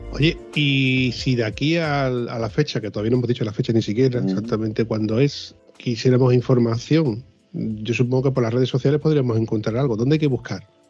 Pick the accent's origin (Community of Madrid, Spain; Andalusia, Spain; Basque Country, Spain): Andalusia, Spain; Huelva; yo vivo en Huelva, ¿no? Y soy de Huelva